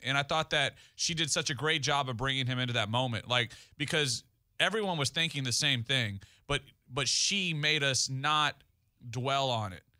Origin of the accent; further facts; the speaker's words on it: Goliad, Texas, United States; Goliad, my hometown